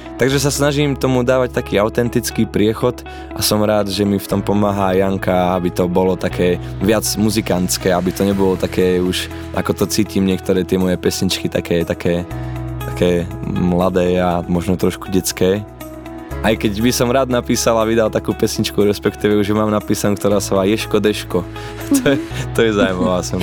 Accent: Lučenec, Banská Bystrica Region, Slovakia; Narodil sa mladý šuhaj v Lučenci

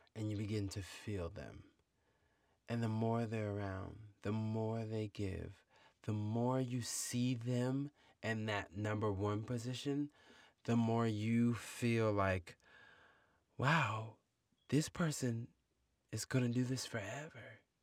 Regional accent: United States; we as American people

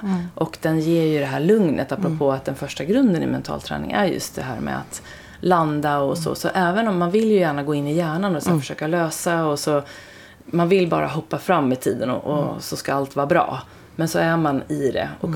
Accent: Sweden; also born or lived in Stockholm; alla vi är ju då svenskar

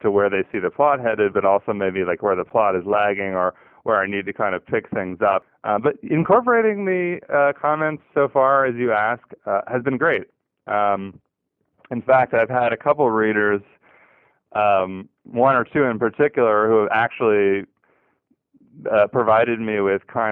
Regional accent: Southern California, United States; also born or lived in Texas / Northeast United States; now in New Orleans, United States; I grew up in Southern California

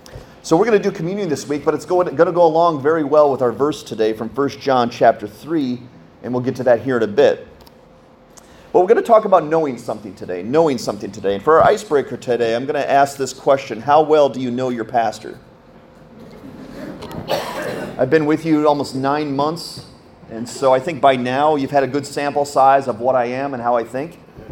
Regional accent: Michigan, United States; born there; Good job. I was born in Michigan.

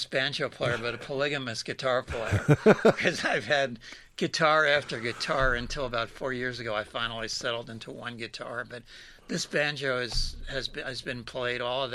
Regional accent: Philadelphia, Pennsylvania, United States; moved away as an adult; I was born and raised in Philadelphia pretty much, and stayed there until I went off to college.

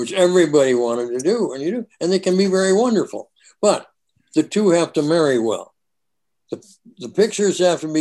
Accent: Minneapolis, Minnesota, United States; moved away; Hey, I was a Northside guy. I was right there by Camden.

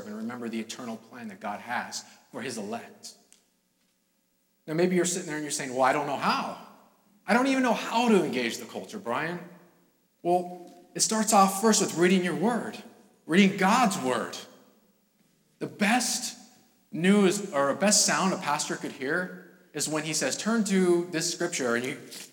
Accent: California, United States; now in New England, United States; I'm from California

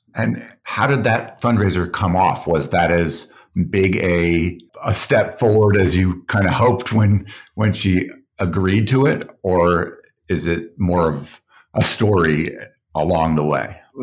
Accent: Boulder, Colorado, United States; I grew up in a liberal family, two teachers, Jewish, Boulder, Colorado

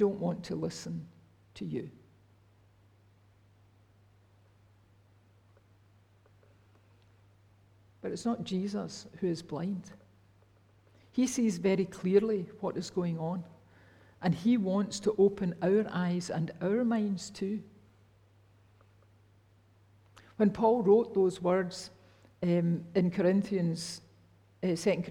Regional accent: Rutherglen, Scotland, United Kingdom; I was brought up in Fernhill and Cathkin Church in Rutherglen

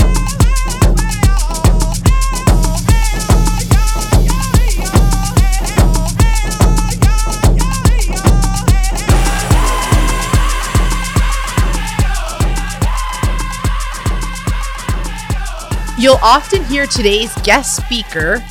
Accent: Kitigan Zibi Anishinabeg, Quebec, Canada; I'm an entrepreneur from Kittagong, Zibi, Anishinaabe.

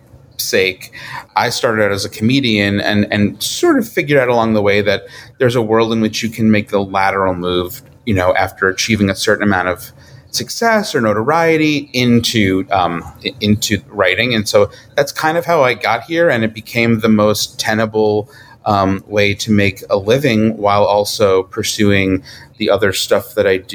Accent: New York, United States; moved away as an adult; now in Los Angeles, United States; I'm from New York. So, my family's there

